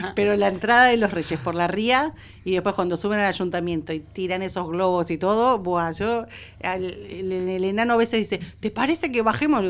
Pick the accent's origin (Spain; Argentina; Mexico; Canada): Argentina; moved away; soy, soy argentina